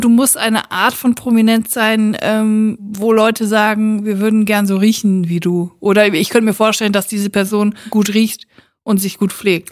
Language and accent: German; Siegen, North Rhine-Westphalia, Germany; in Siegen im Gefängnis saß, wo ich herkomme